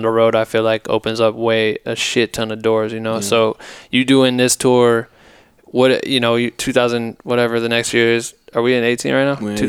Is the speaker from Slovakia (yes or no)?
no; Ohio, United States; fuck, I'm from Ohio.